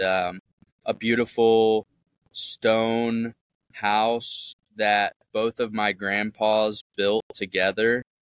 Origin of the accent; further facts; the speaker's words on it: Memphis, Tennessee, United States; I'm from Memphis, Tennessee, uh, born and raised, and um, moved out to the suburbs.